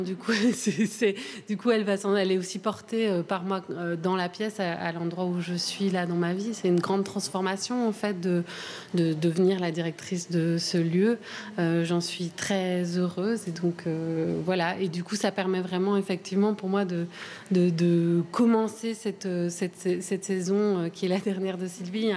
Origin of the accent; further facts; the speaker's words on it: Brussels, Brussels-Capital Region, Belgium; je suis bruxelloise